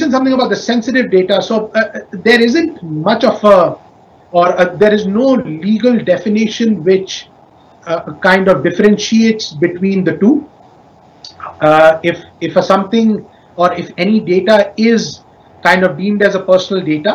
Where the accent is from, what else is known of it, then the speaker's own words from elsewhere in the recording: India; now in Indonesia; my home country in India